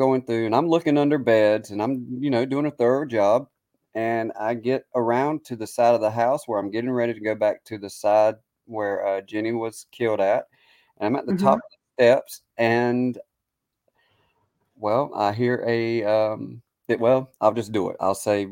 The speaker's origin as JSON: {"language": "English", "region": "the South", "country": "United States", "accent": "Southern", "moved": "yes", "lives_now": "Gettysburg, United States", "said": "me being from the South and my accent"}